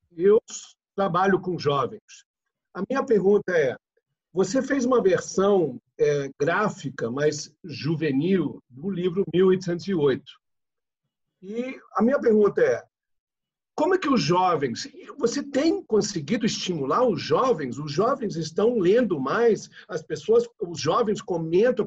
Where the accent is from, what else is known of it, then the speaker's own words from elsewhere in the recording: United States; now in Brazil; nasci nos Estados Unidos, mas moro no Brasil há 40 anos